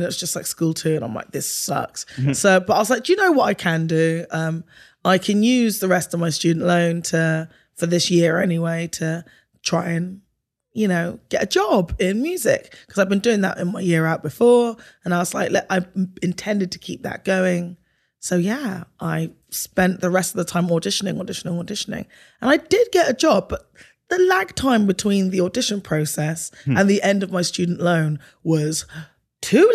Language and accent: English; Bristol, South West England, United Kingdom; moved away as an adult; now in California, United States; I was born in Bristol in the UK, to a Bajan mother and a Ghanaian father